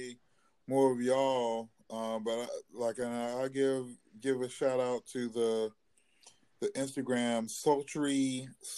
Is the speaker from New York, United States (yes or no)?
no; Wilmington, North Carolina, United States; I actually grew up right down the street from him